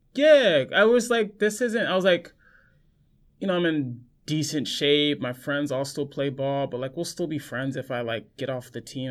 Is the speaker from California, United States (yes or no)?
yes; Los Angeles, California, United States; moved away; I grew up in Los Angeles, born and raised.